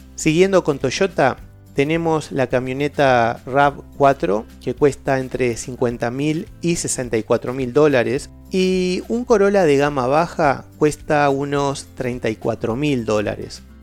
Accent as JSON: {"language": "Spanish", "country": "Uruguay", "said": "soy de Uruguay"}